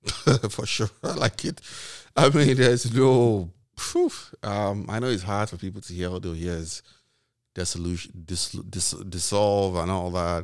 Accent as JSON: {"language": "English", "country": "Nigeria", "tie": "born or raised there", "said": "I grew up in Nigeria during this period."}